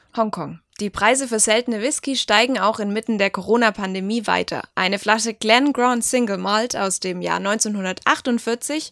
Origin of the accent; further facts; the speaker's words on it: Germany; bei uns in Deutschland